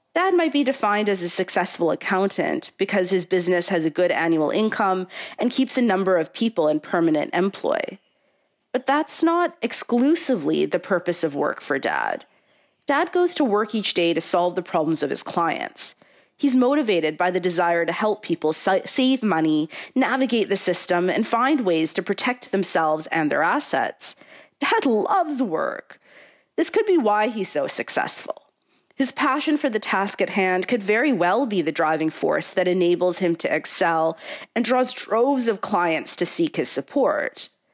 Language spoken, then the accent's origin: English; Canada; a Canadian-born South Asian Ismaili Muslim with three generations before me from Tanzania